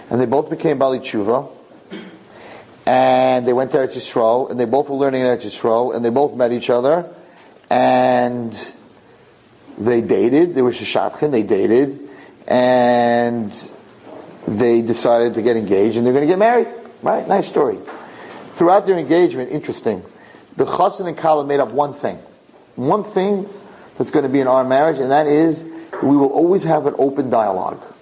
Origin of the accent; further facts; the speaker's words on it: Argentina; we divorced in Argentina in a civil court. I was living, I, came, I come from Argentina.